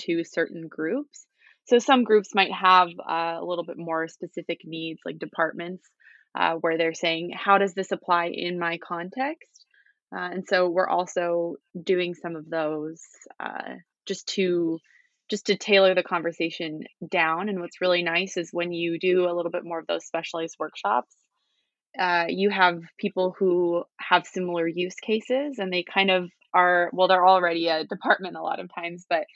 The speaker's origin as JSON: {"language": "English", "town": "Vancouver", "region": "British Columbia", "country": "Canada", "also_born_or_lived": "Utah", "said": "I am from the Vancouver area, but I actually spent all of my time getting my degrees in Utah at Brigham Young University."}